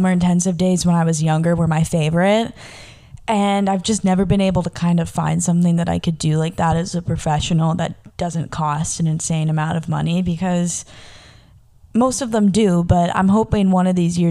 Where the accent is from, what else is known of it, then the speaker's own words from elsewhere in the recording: Southern California, United States; moved away as an adult; also born or lived in Denver; I was from Southern California when I was living in Denver.